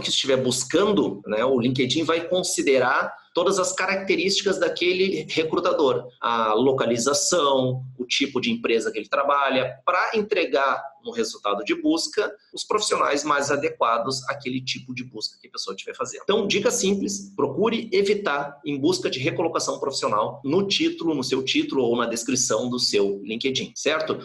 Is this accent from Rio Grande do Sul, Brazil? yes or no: yes; Porto Alegre, Rio Grande do Sul, Brazil; also born or lived in California; eu sou natural de Porto Alegre, vivo aqui em Porto Alegre